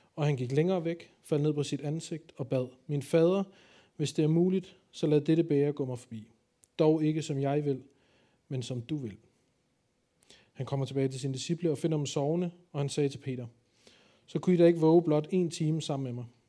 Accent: Copenhagen, Capital Region of Denmark, Denmark; jeg kommer jo fra København

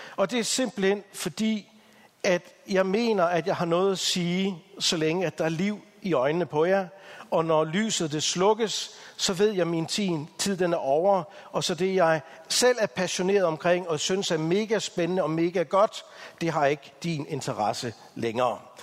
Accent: Denmark; som danskere

